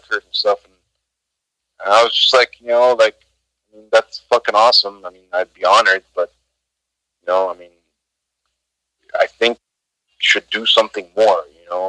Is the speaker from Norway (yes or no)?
no; Egypt; moved away; my home country, Egypt